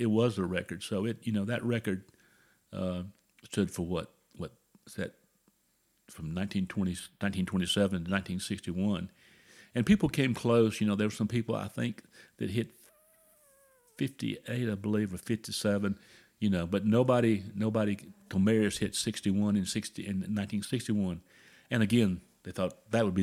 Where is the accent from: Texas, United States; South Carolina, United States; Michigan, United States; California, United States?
South Carolina, United States; moved away; I'm from South Carolina originally.